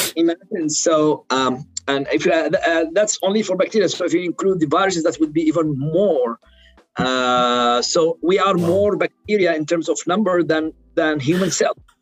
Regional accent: Sana'a, Amanat Al Asimah, Yemen; English is a second language; moved away as an adult; also born or lived in Aden, Yemen / Bergen, Norway; now in Pennsylvania, United States; I was born in in Sana'a and raised in Sana'a, but because we are originally from Aden, from the south part of, Yemen

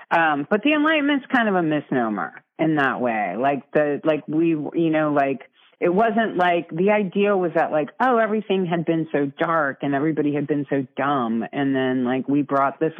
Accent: Ireland; I'm Irish.

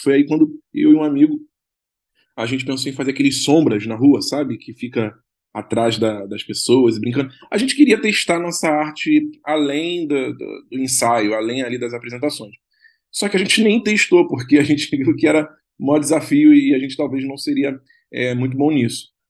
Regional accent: Rio de Janeiro, Brazil; eu sou do Rio

